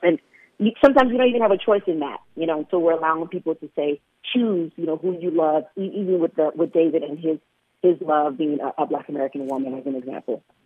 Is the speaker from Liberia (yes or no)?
yes; Liberia; also born or lived in Portland, Oregon, United States; now in Chicago, United States; I was born in Liberia.